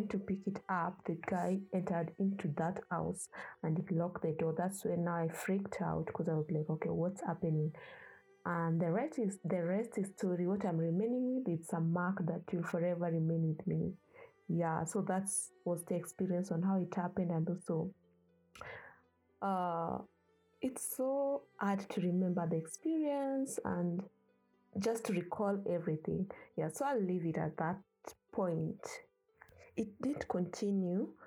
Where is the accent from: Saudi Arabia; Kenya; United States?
Kenya; now in Ethiopia; I was born and raised in Kenya